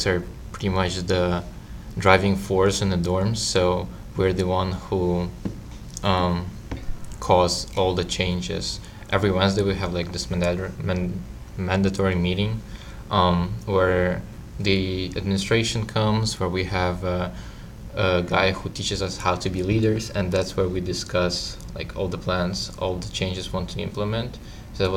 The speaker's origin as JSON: {"language": "English", "country": "Ukraine", "moved": "yes", "lives_now": "Florida, United States", "said": "I'm from Ukraine."}